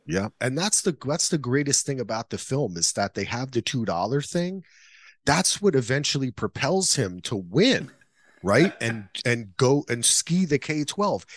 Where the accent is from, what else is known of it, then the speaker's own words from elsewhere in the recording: New Jersey, United States; I grew up in Jersey